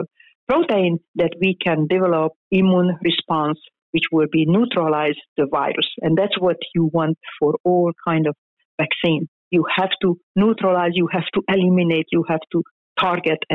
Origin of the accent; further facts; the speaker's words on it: Hungary; moved away as an adult; now in United States; I am Hungarian. I was born in Hungary. It's a small town, and I even grew up in a smaller town.